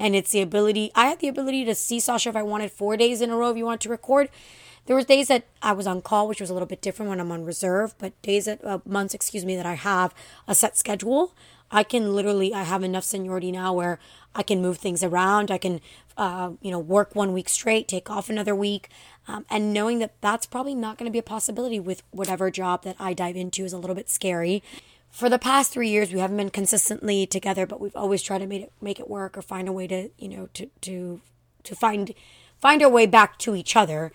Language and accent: English; Miami, Florida, United States; I grew up here in Miami